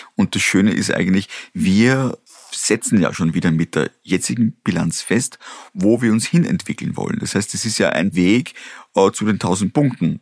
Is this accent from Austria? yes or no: yes; Austria; Ich bin in der Region aufgewachsen, auf einem kleinen Bauernhof